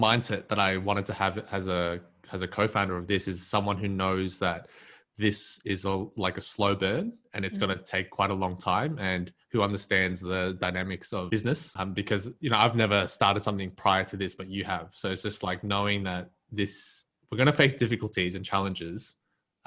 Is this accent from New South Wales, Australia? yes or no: no; Melbourne, Victoria, Australia; growing up in Melbourne's West